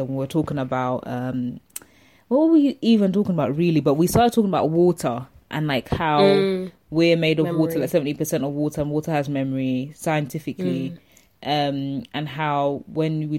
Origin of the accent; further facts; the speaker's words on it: Zambia; I'm from Zambia